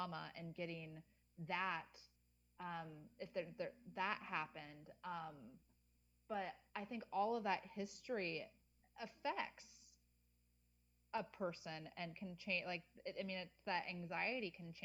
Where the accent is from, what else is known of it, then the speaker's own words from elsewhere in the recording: Midwest, United States; moved away; I grew up in the Midwest